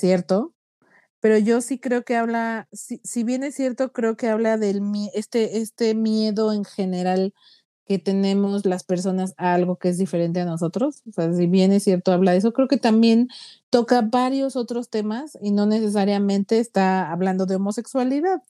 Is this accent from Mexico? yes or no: yes; Mexico; nosotros los mexicanos